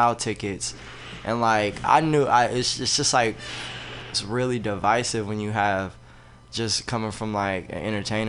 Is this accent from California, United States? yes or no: yes; the Bay Area, Northern California, United States; we're from the Bay. Like we're from Northern California.